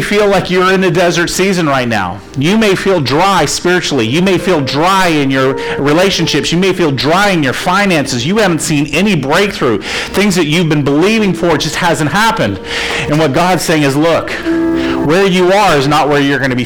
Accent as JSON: {"language": "English", "region": "Florida", "country": "United States", "tie": "born or raised there", "said": "I grew up in Florida"}